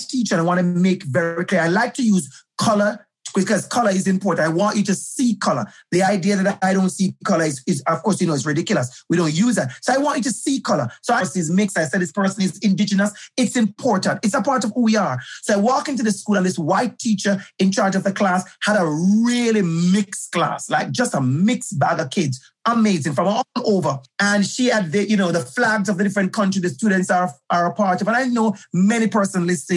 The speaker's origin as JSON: {"language": "English", "country": "Jamaica", "tie": "born or raised there", "moved": "as an adult", "lives_now": "Toronto, Canada", "said": "I'm from Jamaica, for the users who don't know, I'm originally from Jamaica"}